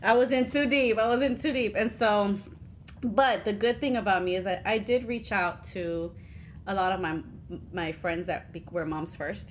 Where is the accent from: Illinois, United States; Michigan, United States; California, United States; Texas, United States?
Texas, United States; Houston; we grew up in Houston